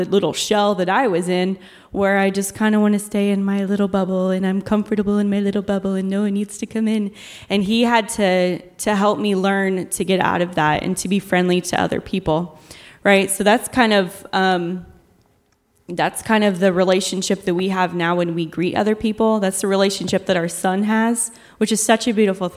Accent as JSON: {"language": "English", "region": "Ohio", "country": "United States", "said": "the cornfields in Ohio. I'm a little country girl."}